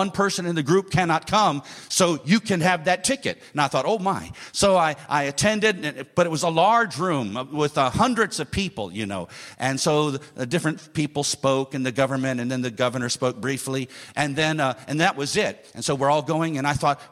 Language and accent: English; United States; my home state in America